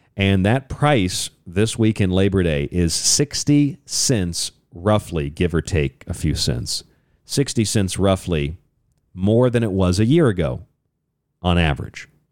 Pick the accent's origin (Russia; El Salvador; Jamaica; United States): United States; Florida; I grew up in Florida